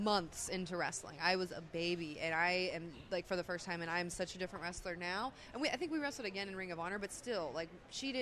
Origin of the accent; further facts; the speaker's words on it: Pennsylvania, United States; I'm from Pennsylvania.